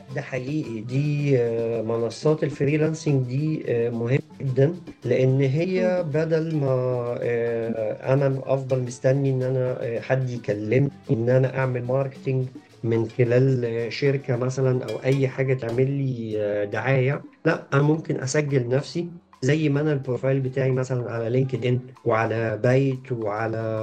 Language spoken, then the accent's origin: Arabic; Egypt; عندنا في مصر